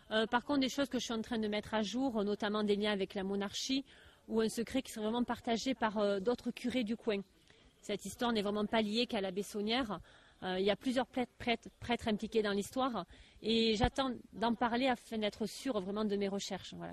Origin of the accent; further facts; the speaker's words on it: Marseille, Provence-Alpes-Côte d'Azur, France; Non, non, je suis de Marseille.